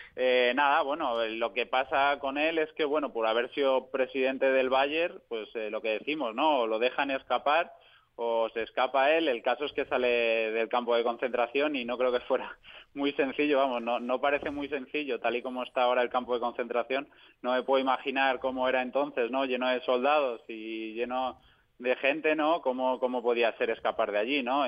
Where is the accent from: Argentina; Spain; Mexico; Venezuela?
Spain; moved away as an adult; also born or lived in Munich; yo porque soy español